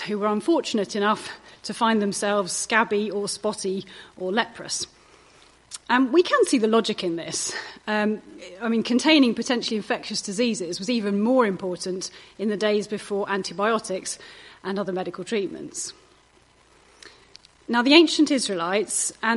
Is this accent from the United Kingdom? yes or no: yes; United Kingdom; we're British